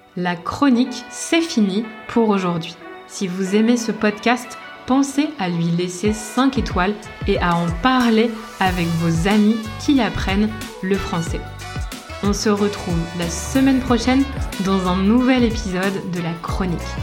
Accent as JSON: {"language": "French", "town": "Lille", "region": "Hauts-de-France", "country": "France", "tie": "born or raised there", "said": "Je suis née et j'ai grandi à Lille"}